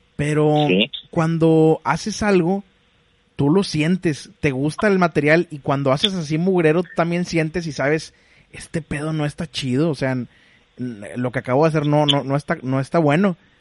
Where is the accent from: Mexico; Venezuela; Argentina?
Mexico; Monterrey, Nuevo León; Yo también soy de Monterrey.